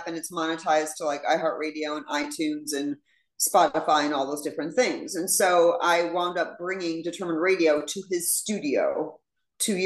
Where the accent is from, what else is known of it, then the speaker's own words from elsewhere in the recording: Chicago, Illinois, United States; I'm from Chicago